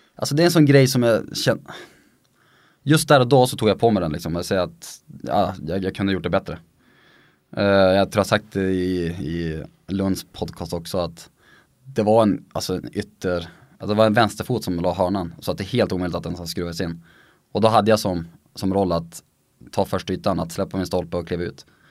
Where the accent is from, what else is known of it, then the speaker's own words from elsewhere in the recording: Sweden; moved away as an adult; also born or lived in Sundsvall / Norway; som svensk